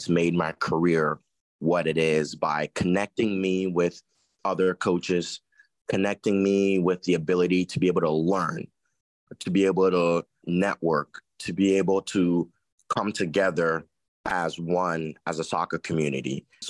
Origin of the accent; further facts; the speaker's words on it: Columbus, Ohio, United States; I mean, I grew up in Columbus, and Columbus is it's Buckeye City. It's Buckeye Town. You grow up loving Ohio State.